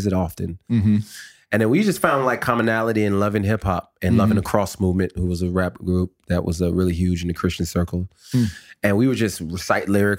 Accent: California, United States; also born or lived in Calgary, Alberta, Canada / New Orleans, Louisiana / Texas; moved to California and spent most of my life in California, graduated high school

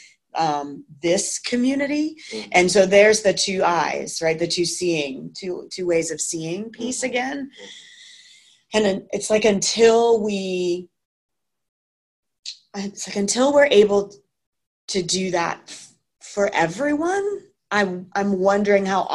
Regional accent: Massachusetts, United States; I grew up in Massachusetts

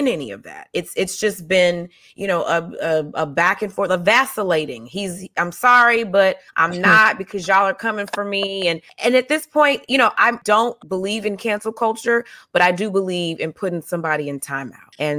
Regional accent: the South, United States; moved away; I'm also from the South. I grew up around uncles

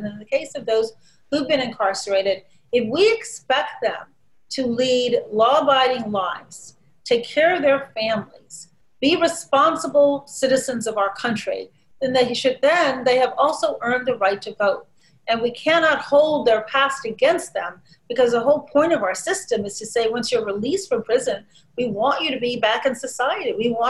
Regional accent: Shiraz, Fars, Iran; now in United States; Well, for me, my memories of Iran were nothing but wonderful.

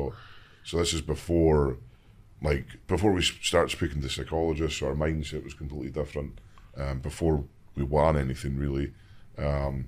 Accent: Invergordon, Scotland, United Kingdom; growing up in the Highlands

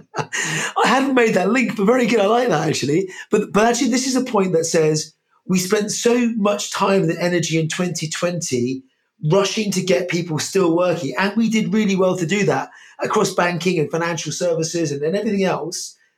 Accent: United Kingdom; I'm British, Irish, British

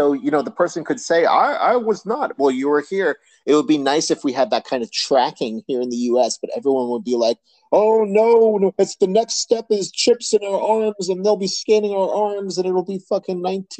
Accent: United States; as an American here

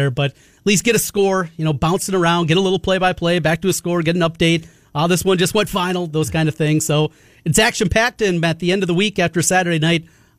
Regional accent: Osage, Iowa, United States; where I grew up in Osage

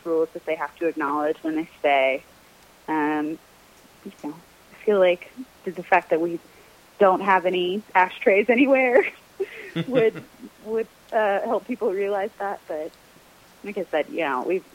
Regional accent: Alabama, United States; moved away; I grew up in Alabama, but I did not grow up eating grits

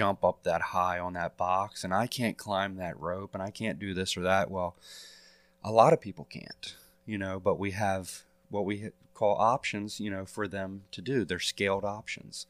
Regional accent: Elkton, Maryland, United States; I'm a lifelong resident of Cecil County. I was born and raised in Elkton

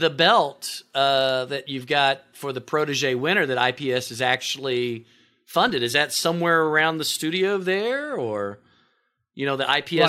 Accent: Oklahoma, United States; moved away as an adult; also born or lived in New York; When I moved back, see, I grew up in Oklahoma. I was in New York almost 15 years. And when we moved back in 2010, it was July

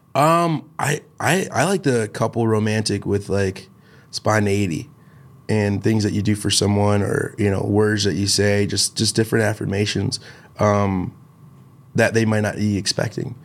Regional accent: Chicago, Illinois, United States; from Chicago.

